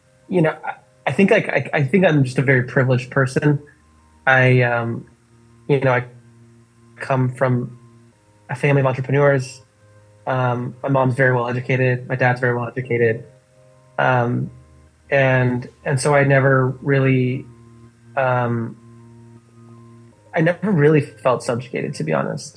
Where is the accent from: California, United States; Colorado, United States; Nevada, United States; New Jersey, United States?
California, United States; Los Angeles; moved away as an adult; also born or lived in Austin, Texas; now in Portland, United States; growing up in LA, it was like it's a melting pot.